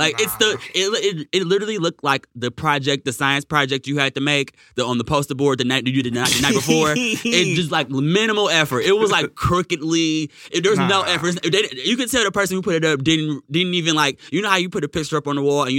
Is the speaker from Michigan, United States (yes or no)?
yes; Michigan, United States